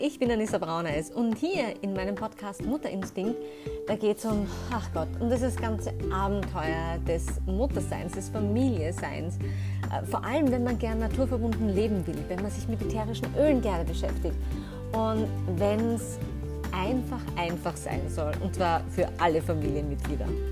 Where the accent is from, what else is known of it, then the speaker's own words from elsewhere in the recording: Austria; bei uns in Österreich